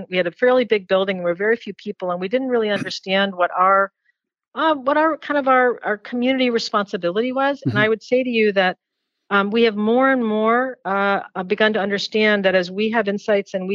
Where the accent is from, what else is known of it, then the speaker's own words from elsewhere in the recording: Georgia, United States; moved away as an adult; now in Maine, United States; I grew up in Georgia